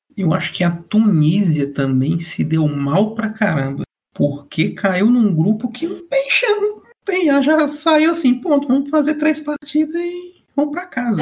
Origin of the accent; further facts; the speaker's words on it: Fortaleza, Ceará, Brazil; Sou aqui de Fortaleza, Ceará